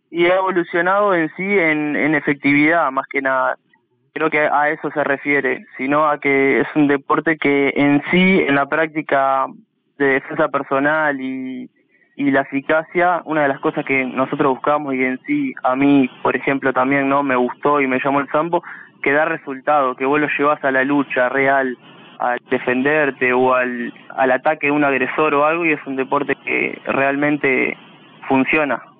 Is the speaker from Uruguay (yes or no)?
yes; Uruguay; siendo uruguayo